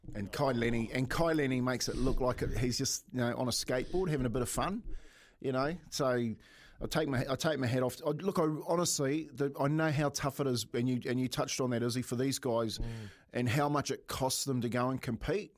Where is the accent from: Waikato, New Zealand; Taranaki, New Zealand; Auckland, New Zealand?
Taranaki, New Zealand; Waitara; I grew up in Waitara